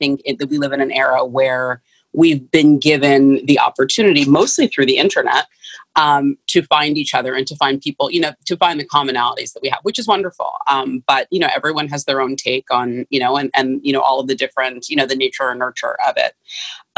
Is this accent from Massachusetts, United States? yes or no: no; San Francisco, California, United States; I grew up in San Francisco. I was born and raised in San Francisco County